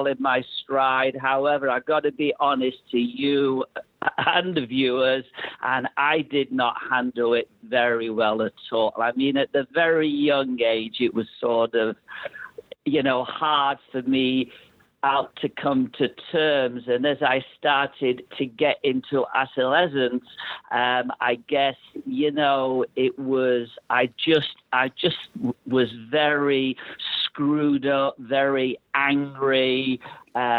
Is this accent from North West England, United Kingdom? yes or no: yes; Manchester, North West England, United Kingdom; now in Toronto, Canada; I grew up in Manchester